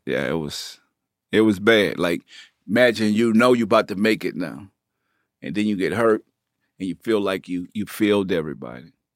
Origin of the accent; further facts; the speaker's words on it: New Orleans, Louisiana, United States; accent: country; moved away; also born or lived in Bay Area, California / Richmond, California; I'm from New Orleans. So, they knew my accent was different